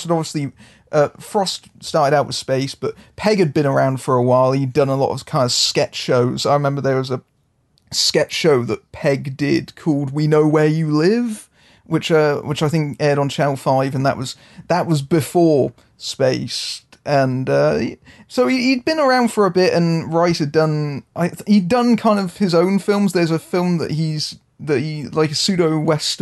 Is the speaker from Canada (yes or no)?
no; United Kingdom; being the British person amongst us